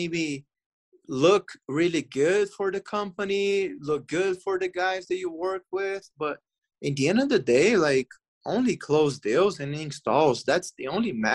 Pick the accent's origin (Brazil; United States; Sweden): Brazil; moved away; I came from Brazil. Like, there, yeah, it's like, it's a warm country